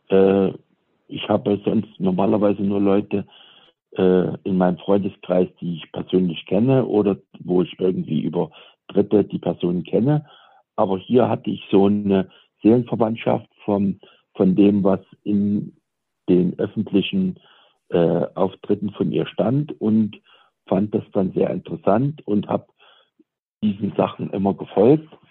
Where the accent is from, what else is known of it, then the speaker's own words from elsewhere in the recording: Saxony, Germany; Ja, ich bin also im Osten in Sachsen aufgewachsen, im Erzgebirge und habe